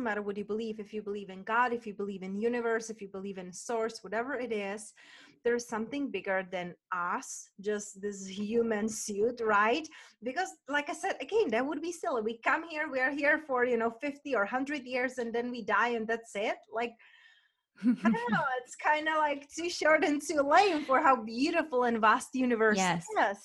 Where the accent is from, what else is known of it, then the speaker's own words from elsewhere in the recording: Moravia, Czechia; moved away; I'm from Moravia, from Czech Republic, and their wineries everywhere